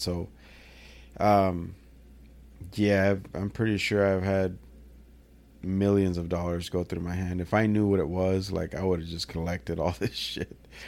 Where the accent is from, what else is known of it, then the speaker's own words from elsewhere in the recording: Salinas, California, United States; I'm from Salinas